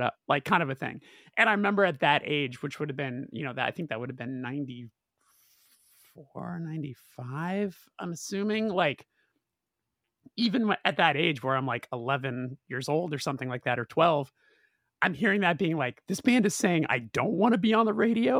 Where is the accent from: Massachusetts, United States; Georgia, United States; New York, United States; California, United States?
California, United States; Burbank; being in Burbank, growing up in Burbank, California